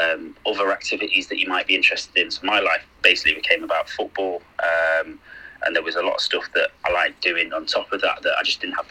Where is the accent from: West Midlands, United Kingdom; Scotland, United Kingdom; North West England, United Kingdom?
North West England, United Kingdom; Manchester; also born or lived in Sheffield; Well, I was born in Sheffield, but I moved not long after that to Manchester. So I've grown up around those areas most of my life